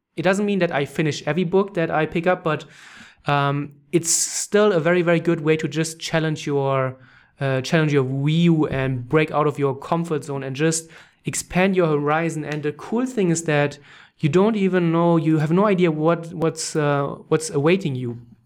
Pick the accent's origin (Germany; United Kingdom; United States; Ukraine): Germany; English is a second language; moved away as an adult; also born or lived in Canada; I'm from Germany, orig-, uh, Germany originally